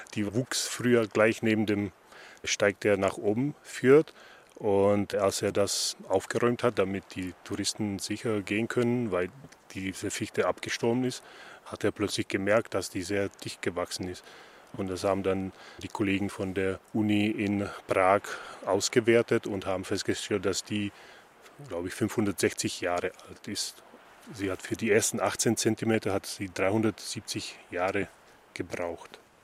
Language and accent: German; Slovakia; moved away; ich komme aus der Slowakei, ich bin es gewohnt. Wir sind früher in Hohe Tatra in den Wald gegangen